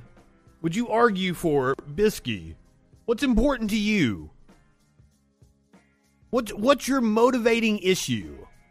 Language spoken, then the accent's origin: English; Appalachia, United States; I am from Appalachia, where the teen pregnancy rate is sky high.